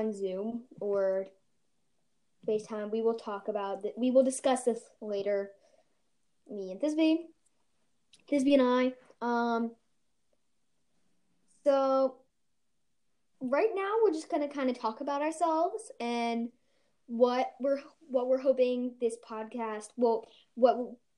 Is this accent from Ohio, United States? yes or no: yes; Ohio, United States; I am from Ohio